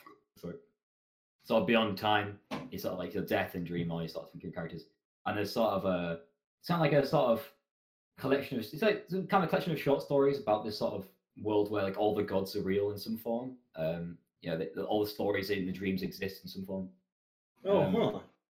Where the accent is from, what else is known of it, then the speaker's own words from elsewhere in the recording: England, United Kingdom; I'm very bad at being English.